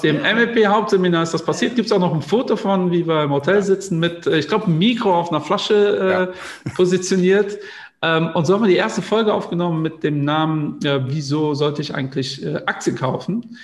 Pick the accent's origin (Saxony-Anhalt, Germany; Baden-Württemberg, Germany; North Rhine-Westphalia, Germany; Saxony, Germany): North Rhine-Westphalia, Germany; Cologne; da ich Kölner bin